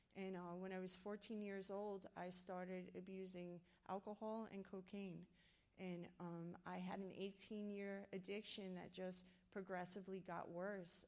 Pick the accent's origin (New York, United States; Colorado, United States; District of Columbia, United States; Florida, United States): New York, United States; New York City; moved away; I'm from New York City